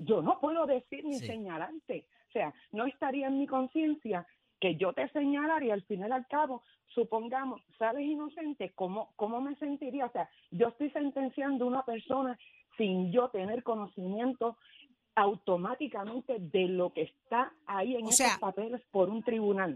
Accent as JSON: {"language": "Spanish", "country": "Puerto Rico", "moved": "yes", "lives_now": "Massachusetts, United States", "said": "extrañando a mi isla"}